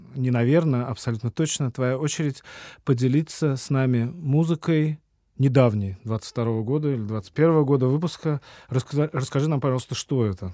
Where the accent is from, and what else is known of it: Saint Petersburg, Russia